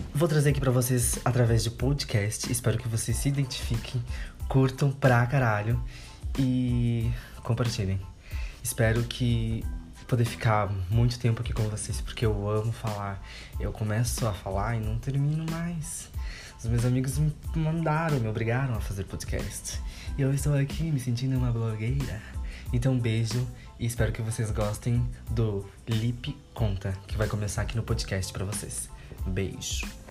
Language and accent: Portuguese; Rio Grande do Sul, Brazil; sou gaúcho